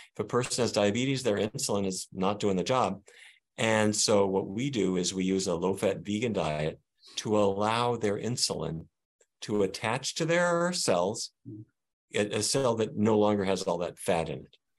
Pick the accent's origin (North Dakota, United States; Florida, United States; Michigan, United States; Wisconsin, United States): North Dakota, United States; Fargo; now in Washington, D.C., United States; the 1950s view that I grew up with in Fargo, North Dakota